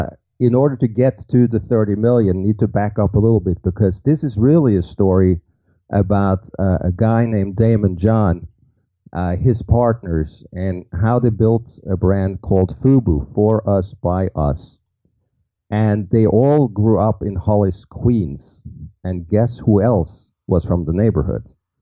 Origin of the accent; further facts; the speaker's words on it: Norway; now in New York City, United States; Most people think it's from Brooklyn since I, you know, work in New York City. I'm actually from Norway.